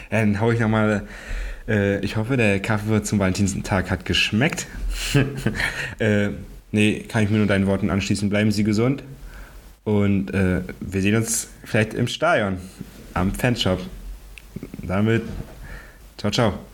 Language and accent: German; Chemnitz, Saxony, Germany; nee, also dann will ich ja eher zu Chemnitz gehen, weil das ja wirklich mein, ja. meine Heimat ist dann.